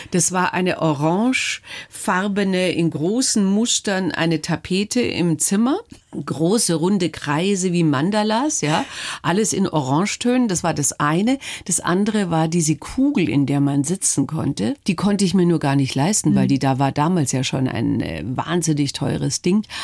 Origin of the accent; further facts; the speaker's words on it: Munich, Bavaria, Germany; born there; Ich bin in Schwabing in geboren. Schwabing. Ja, die ersten fünf Jahre Schwabing